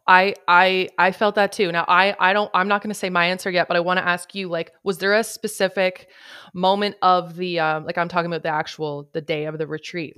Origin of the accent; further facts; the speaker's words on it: Canada; I am Canadian